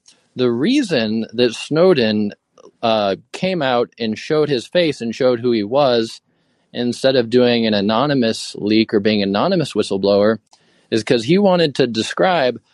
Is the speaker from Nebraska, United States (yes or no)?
no; Fairbanks, Alaska, United States; now in Boise, United States; I'm from the United States. I'm an American. I'm from Fairbanks, Alaska.